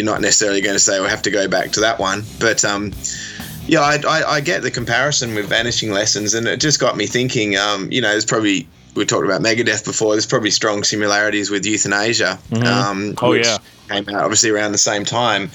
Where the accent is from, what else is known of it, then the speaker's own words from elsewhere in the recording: Australia; also born or lived in Perth, Western Australia; as an Australian